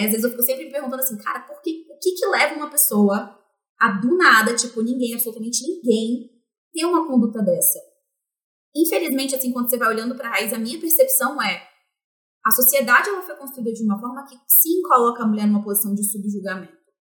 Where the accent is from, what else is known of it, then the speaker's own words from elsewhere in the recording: Vitória, Espírito Santo, Brazil; now in São Paulo, Brazil; eu sou originalmente de Vitória, Espírito Santo, apesar de morar em São Paulo hoje. É, então, eu sou capixaba, é, da gema mesmo